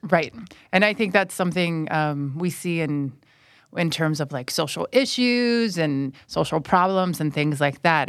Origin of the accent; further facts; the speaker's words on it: United States; moved away as an adult; now in Thailand; I'm from the United States, and I'm currently an English language fellow at Burapa